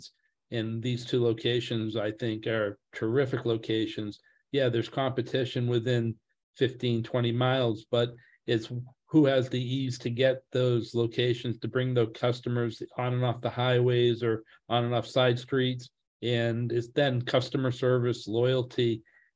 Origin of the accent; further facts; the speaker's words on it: Massachusetts, United States; I'm from the Massachusetts area, born and raised